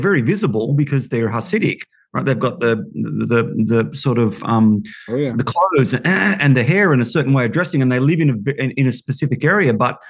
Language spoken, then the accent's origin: English; Australia; as an Australian